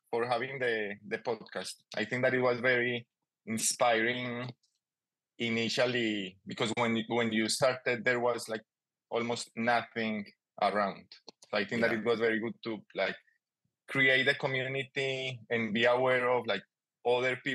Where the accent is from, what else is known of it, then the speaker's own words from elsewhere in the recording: Colombia; English is a second language; moved away as an adult; also born or lived in Melbourne area, Australia; now in Australia; …, also known as … sometimes. Um, I'm originally from Colombia, and now I live in uh, the land of the Wurundjeri people.